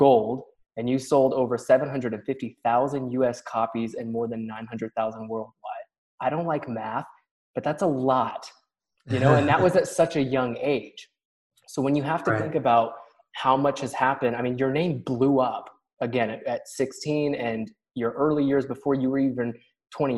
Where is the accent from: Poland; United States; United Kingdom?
United States; Tennessee; My home state of Tennessee